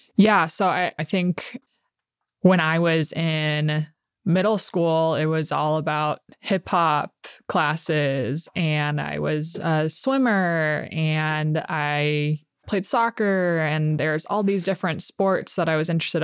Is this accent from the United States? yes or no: yes; Oceanside, California, United States; also born or lived in San Diego, California; I was born in San Diego, California. And when I was about three or four years old, we moved to Oceanside